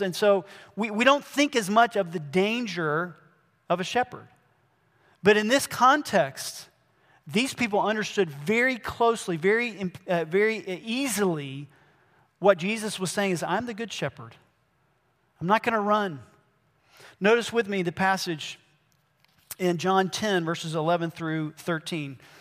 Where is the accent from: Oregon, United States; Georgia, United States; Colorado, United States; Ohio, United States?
Georgia, United States; also born or lived in Brazil; I grew up mainly here in Georgia. I did spend a long time in Brazil